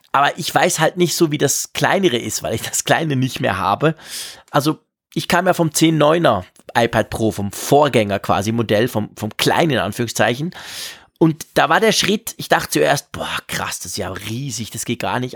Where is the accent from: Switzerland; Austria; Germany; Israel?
Switzerland; bei uns in der Schweiz